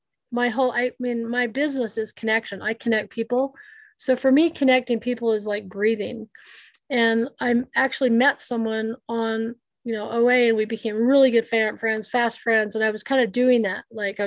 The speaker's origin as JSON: {"language": "English", "country": "United States", "said": "I'm Native American"}